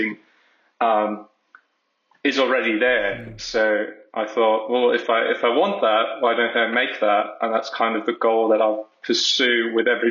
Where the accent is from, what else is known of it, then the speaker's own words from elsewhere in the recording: Germany; I've been living in Germany almost all my life.